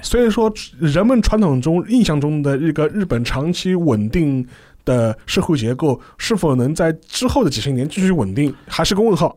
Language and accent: Chinese; China; 我们中国人都是还是在往上看嘛